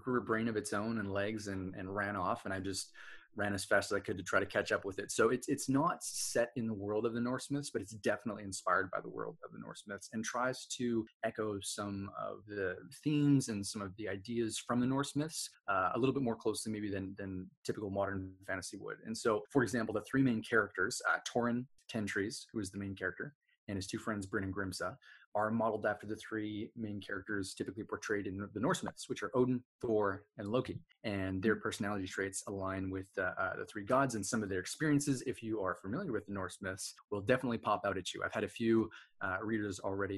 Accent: Edmonton, Alberta, Canada; I grew up in Edmonton, Alberta, which is fairly close to the Rocky Mountains

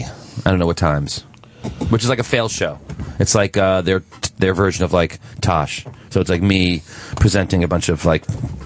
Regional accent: Princeton, New Jersey, United States; I'm from Princeton, which is right in the middle.

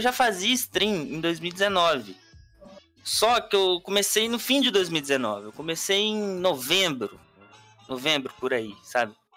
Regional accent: Minas Gerais, Brazil; eu sou de Minas Gerais

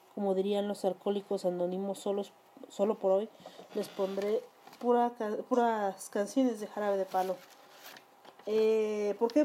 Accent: Mexico

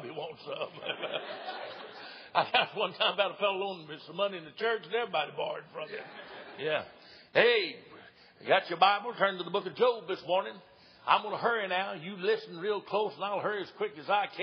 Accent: East Tennessee, United States; also born or lived in Oliver Springs, Tennessee / Knoxville, Tennessee; I was born and reared in East Tennessee

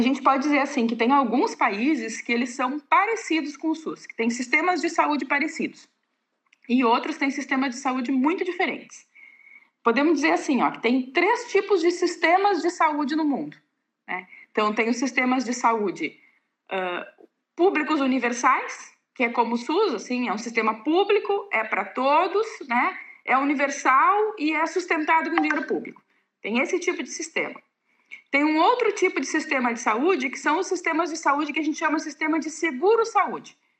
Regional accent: Pelotas, Rio Grande do Sul, Brazil; moved away as an adult; also born or lived in Dionísio Cerqueira / Chapecó; em Pelotas e depois de lá, que é a minha cidade natal, né?

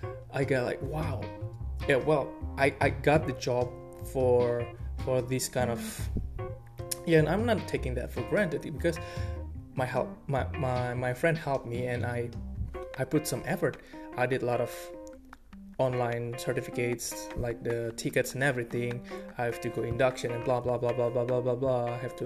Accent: Bali, Indonesia; English is a second language; Well, I came from Bali, so the economy was quite a bit stagnant during that period

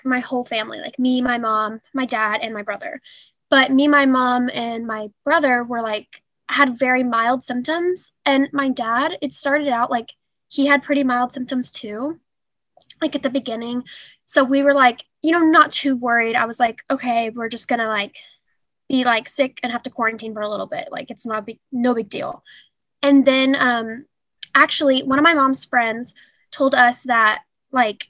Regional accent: Spring, Texas, United States; I'm from just Spring, Texas. Yes. Lived here my whole life

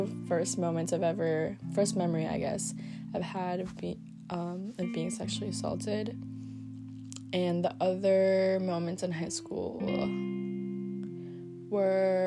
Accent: Philippines; moved away; our island is known for having, like, a lot of tourism, because it is the marble capital of the Philippines

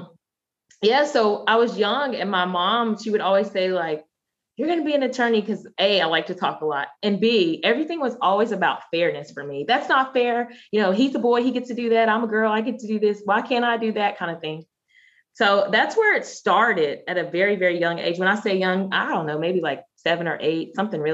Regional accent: Randolph County, North Carolina, United States; moved away as an adult; now in Washington, D.C. area, United States; I grew up in Randolph County, North Carolina, where it was about 90% white

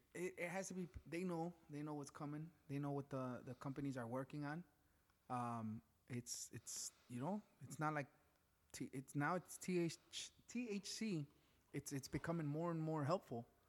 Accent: Chicago, Illinois, United States; growing up in back of the yards

